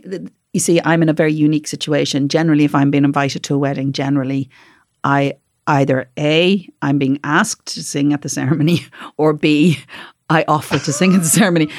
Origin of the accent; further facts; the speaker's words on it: Dublin, Leinster, Ireland; also born or lived in Carrickfergus, Northern Ireland; now in Northern Ireland; I'm from Dublin